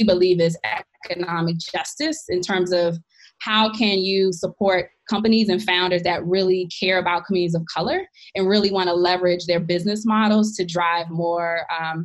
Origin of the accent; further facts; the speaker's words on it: Washington, District of Columbia, United States; moved away as an adult; also born or lived in New York City; I grew up in Washington, D.C., born and raised